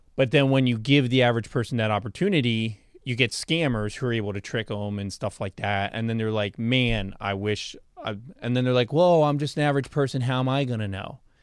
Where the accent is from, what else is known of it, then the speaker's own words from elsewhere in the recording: United States; I'm an American. I live here